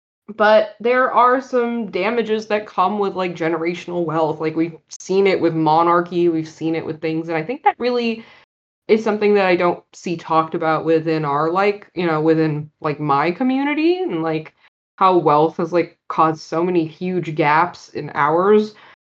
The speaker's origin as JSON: {"language": "English", "country": "Pakistan", "lives_now": "Silicon Valley, United States", "said": "I am talking about the fact that I am a Pakistani who moved to Silicon Valley with my dad and my family."}